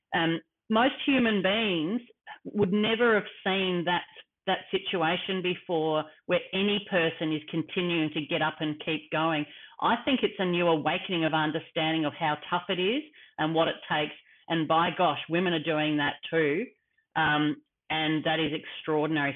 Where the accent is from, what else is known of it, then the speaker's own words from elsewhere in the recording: Australia; me as an Australian